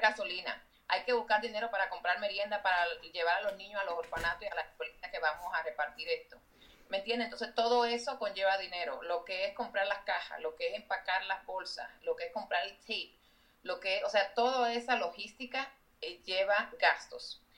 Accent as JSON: {"language": "Spanish", "country": "Dominican Republic", "tie": "born or raised there", "moved": "as an adult", "lives_now": "United States", "said": "yo crecí en la República Dominicana y cuando ya fui, me vi de adulta aquí"}